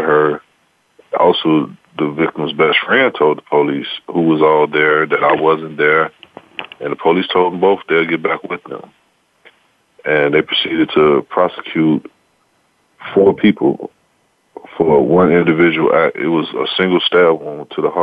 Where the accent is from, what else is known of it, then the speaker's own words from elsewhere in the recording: Chicago, Illinois, United States; I'm from Chicago